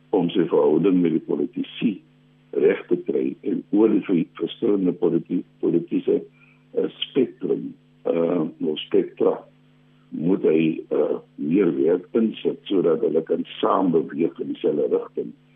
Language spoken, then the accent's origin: Afrikaans; South Africa; ons as Suid-Afrikaners